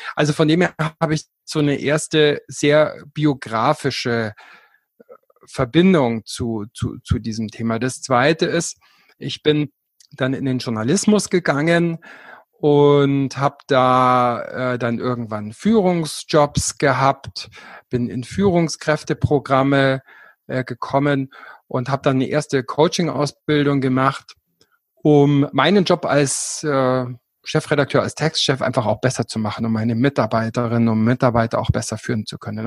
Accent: Allgäu, Bavaria, Germany; now in Garmisch-Partenkirchen, Germany; ich komme ursprünglich aus dem Allgäu

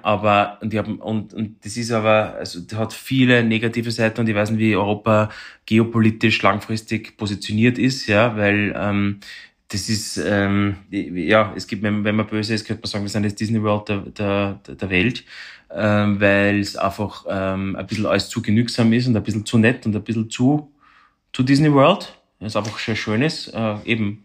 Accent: Vienna, Austria; bei uns in Wien oder in Österreich

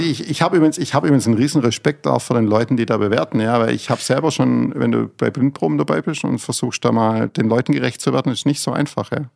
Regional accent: Fellbach, Baden-Württemberg, Germany; bei uns in Fellbach

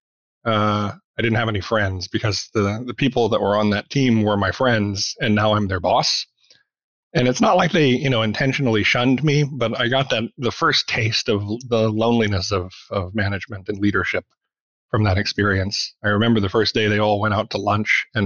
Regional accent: Arkansas, United States; moved away as an adult; also born or lived in Memphis, Tennessee / Kentucky / India / Colorado; I grew up in Arkansas

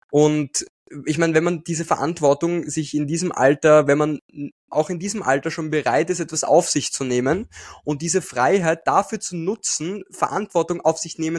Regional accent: Austria; also ich bin aus Österreich

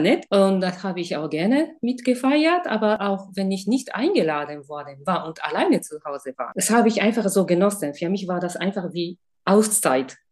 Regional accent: Japan; German is a second language; now in Germany; Ich komme aus Japan.

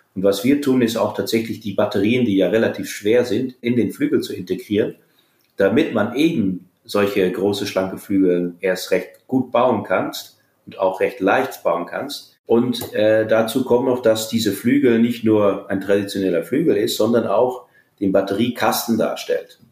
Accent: Groningen, Netherlands; moved away; in meiner Heimat, in den Niederlanden, in Groningen

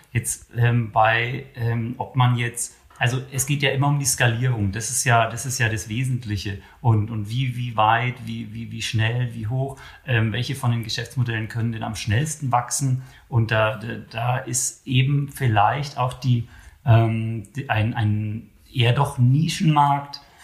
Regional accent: Germany; wir sind in Deutschland

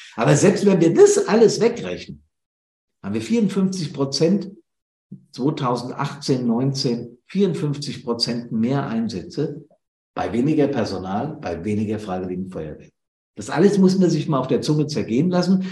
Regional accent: Bad Soden, Hesse, Germany; Bad Soden in der, also meine Heimatstadt, meine Heimatfeuerwehr hier in Hessen am Südrand des Taunes

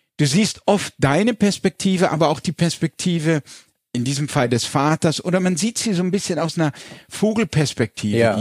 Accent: Landau, Rhineland-Palatinate, Germany; Wir kommen aus der Pfalz, mhm. ich bin in Landau in der Pfalz geboren

